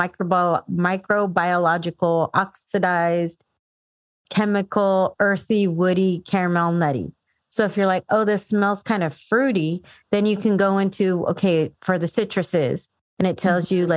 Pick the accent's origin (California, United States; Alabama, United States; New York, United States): California, United States; San Diego; also born or lived in Dallas; I'm from San Diego